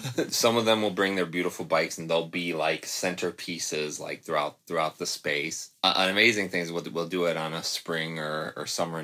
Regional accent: Midwest, United States; I'm from the Midwest

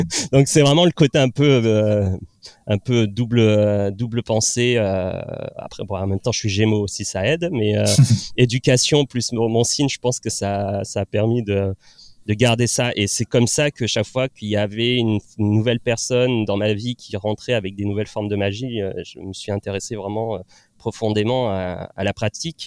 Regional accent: La Ciotat, Provence-Alpes-Côte d'Azur, France; moved away as an adult; also born or lived in Nantes; je suis originaire du sud de Marseille, donc enfin à côté de Marseille, de La Ciotat. Donc je, suis parti vivre à Nantes

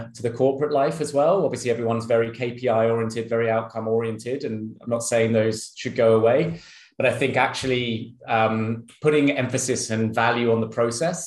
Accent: United Kingdom; moved away as an adult; also born or lived in Sydney, Australia; now in Singapore; I'm British

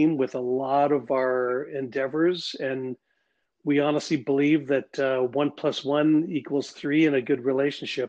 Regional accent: the Prairies, Canada; it was a great place to grow up

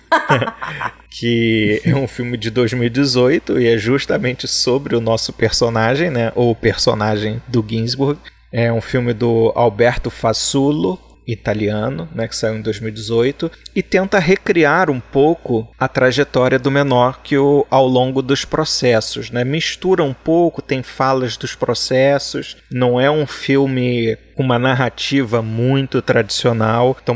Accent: Brazil; Eu sou brasileiro e não faço francês, né?

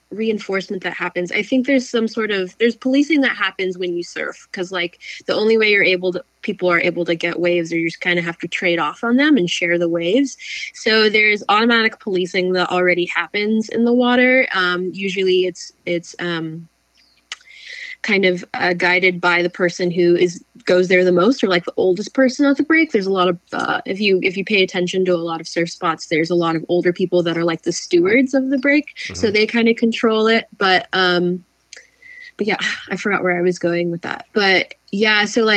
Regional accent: San Clemente, California, United States; also born or lived in Capistrano Beach; now in Los Angeles, United States; I grew up in San Clemente, family of 2 other sisters, my mom and my dad.

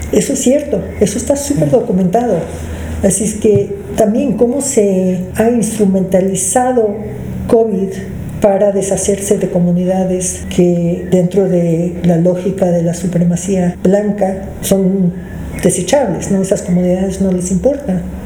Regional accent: Mexico; also born or lived in Canada; yo crecí aquí porque mis padres llegaron a México cuando yo tenía seis meses de edad

